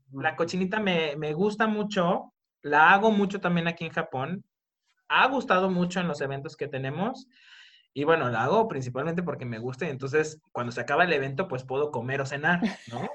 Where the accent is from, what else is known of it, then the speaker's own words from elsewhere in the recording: Colima, Mexico; now in Japan; yo soy de Colima